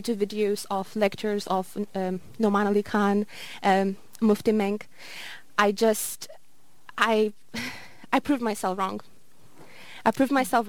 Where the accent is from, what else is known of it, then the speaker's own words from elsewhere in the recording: Lithuania; moved away as an adult; also born or lived in Glasgow; I am from Lithuania originally, and unfortunately in Lithuania there are zero Muslims